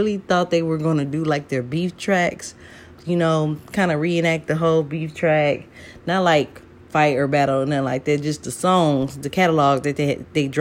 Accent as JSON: {"language": "English", "town": "Atlanta", "region": "Georgia", "country": "United States", "tie": "born or raised there", "said": "growing up in Atlanta, you know, my young adult years"}